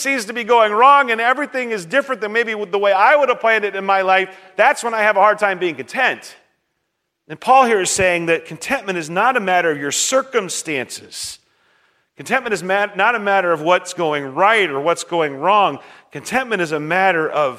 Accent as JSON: {"language": "English", "country": "United States", "said": "for me as an American"}